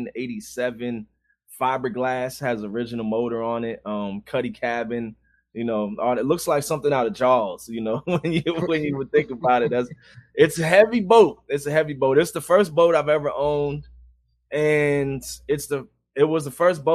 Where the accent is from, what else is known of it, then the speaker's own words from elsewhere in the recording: Maryland, United States; I live in Maryland. Born and raised, grew up in Maryland, 30 minutes outside of D.C.